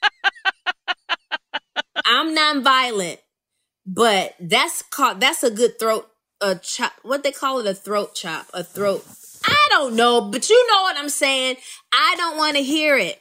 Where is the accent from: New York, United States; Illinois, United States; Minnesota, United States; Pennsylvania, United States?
Illinois, United States; Rockford; my hometown of Rockford, Illinois